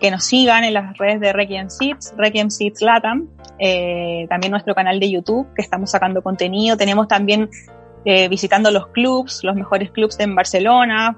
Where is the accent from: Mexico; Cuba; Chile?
Chile; Somos todos compatriotas chilenos